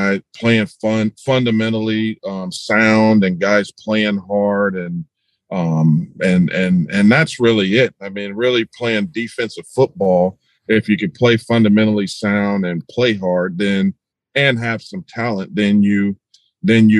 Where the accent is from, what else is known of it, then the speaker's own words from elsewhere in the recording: Los Angeles, California, United States; moved away as an adult; also born or lived in Greenville, North Carolina; now in Nashville, United States; I'm from South Central LA, born and raised.